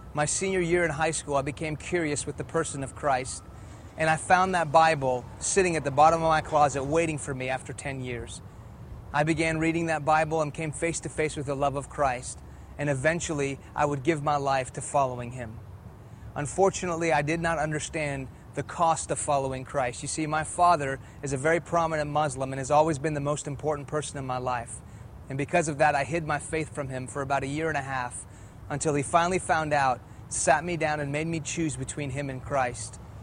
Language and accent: English; Houston, Texas, United States; first language Persian; English is a second language; also born or lived in Iran; I was born here in Houston, Texas. When I was two years old, my family moved back to Iran, where my parents are from. In the late 70s, an Islamic revolution hit that country, and we moved back to Houston when I was in the middle of first grade. I didn't speak English, I spoke Farsi